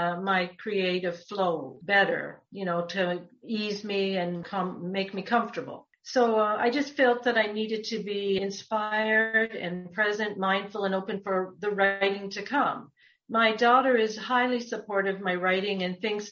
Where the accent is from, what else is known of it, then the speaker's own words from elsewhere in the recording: Toronto, Ontario, Canada; also born or lived in Muskoka; I grew up in the West End of Toronto